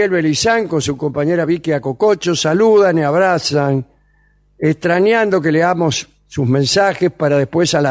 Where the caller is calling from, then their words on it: Barracas, Buenos Aires, Argentina; de Barracas.